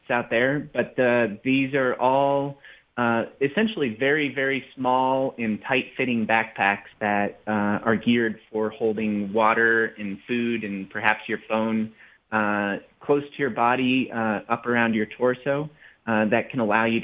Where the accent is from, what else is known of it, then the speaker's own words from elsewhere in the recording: the Rockies, United States; I grew up in the Rockies